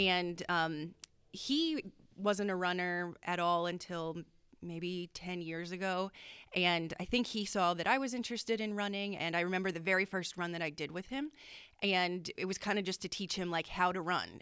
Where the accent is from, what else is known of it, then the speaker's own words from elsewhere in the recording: Danville, Pennsylvania, United States; growing up in Danville